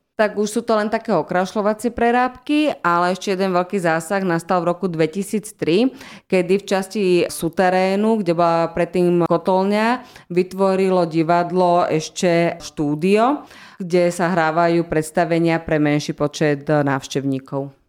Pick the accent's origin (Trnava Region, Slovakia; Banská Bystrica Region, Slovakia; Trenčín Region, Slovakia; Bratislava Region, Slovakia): Trnava Region, Slovakia; Trnava; divadlo je veľmi dôležitou súčasťou života u nás v Trnave